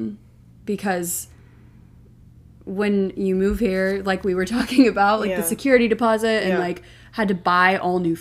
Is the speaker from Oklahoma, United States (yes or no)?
yes; Oklahoma City, Oklahoma, United States; moved away as an adult; also born or lived in Utah / New Jersey; now in New York City, United States; I'm from Oklahoma City.